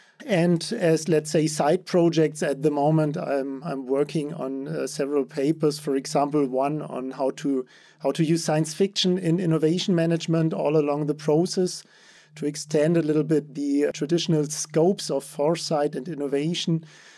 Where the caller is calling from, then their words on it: Stuttgart, Baden-Württemberg, Germany; I'm joining you from Stuttgart in Germany.